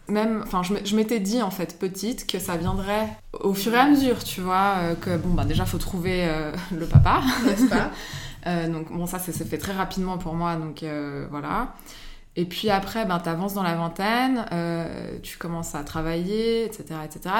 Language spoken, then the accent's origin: French; Geneva, Switzerland; j'habite à Genève, j'ai grandi à Genève